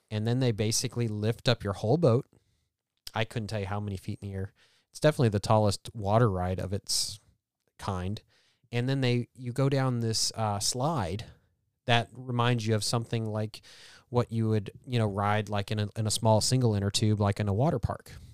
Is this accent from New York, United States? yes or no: no; Columbia, Missouri, United States; It's central Missouri